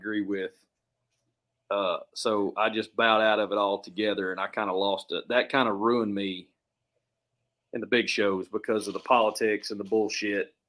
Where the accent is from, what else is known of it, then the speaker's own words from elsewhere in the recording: Tennessee, United States; also born or lived in Bergen County, New Jersey; I was raised in Tennessee too